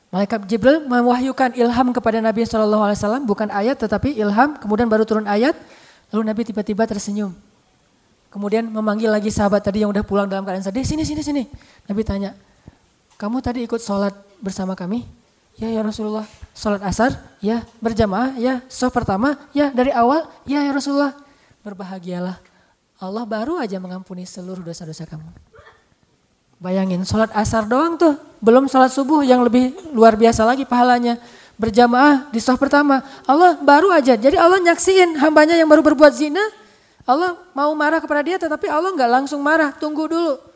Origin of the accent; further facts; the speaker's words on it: Bojonegoro, East Java, Indonesia; Dan alhamdulillah ternyata juga satu kampung sama saya, orang Bojonegoro, Jawa Timur.